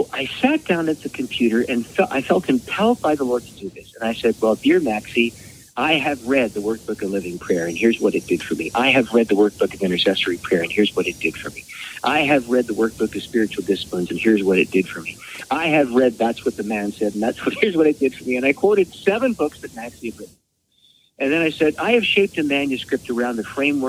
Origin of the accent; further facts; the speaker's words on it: Canada; a no-name, nondescript Canadian